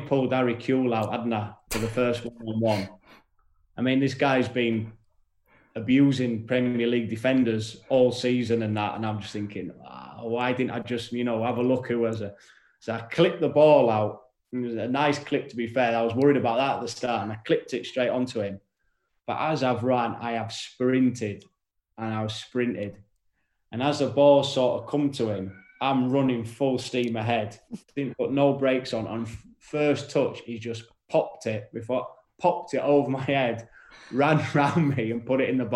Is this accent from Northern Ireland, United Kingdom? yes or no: no; York, Yorkshire and the Humber, United Kingdom; I was from York, you know, and never been to London.